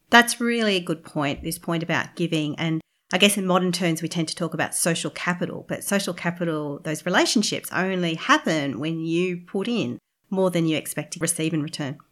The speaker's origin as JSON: {"language": "English", "town": "Brisbane", "region": "Queensland", "country": "Australia", "said": "I'm from Brisbane as well"}